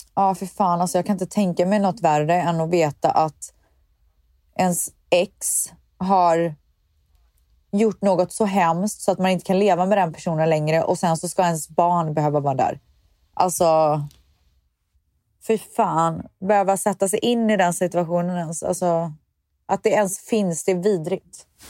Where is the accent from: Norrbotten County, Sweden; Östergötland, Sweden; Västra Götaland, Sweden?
Västra Götaland, Sweden; Viskafors; jag är ju uppvuxen i Viskafors